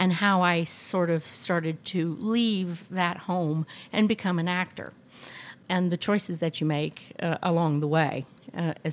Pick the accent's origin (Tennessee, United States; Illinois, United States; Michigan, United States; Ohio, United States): Tennessee, United States; Bristol; moved away; I am from Bristol, the birthplace of country music